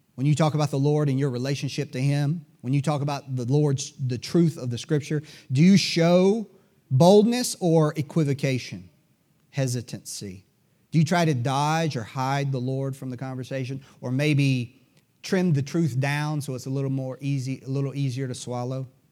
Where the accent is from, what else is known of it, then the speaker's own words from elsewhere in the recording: United States; We Americans